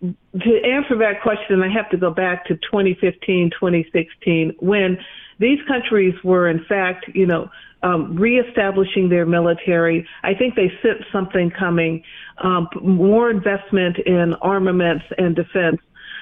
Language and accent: English; Bay Area, California, United States; moved away; also born or lived in Chicago; I was born in Chicago, but I grew up in the Bay Area and have lived in Southern California. So this is a return home to me and for me.